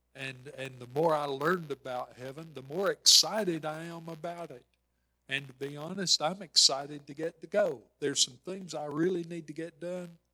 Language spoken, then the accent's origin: English; Ball Ground, Georgia, United States; a family meal in ball ground, my hometown